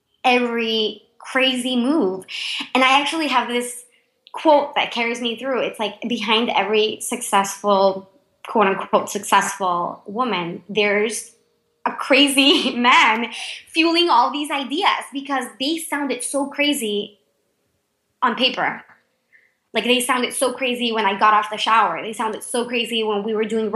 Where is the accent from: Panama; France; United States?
Panama; English is a second language; moved away